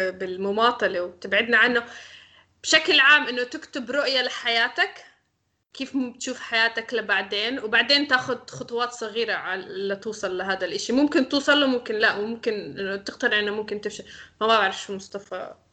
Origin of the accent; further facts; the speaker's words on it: Syria; عن حالك لا انا سوري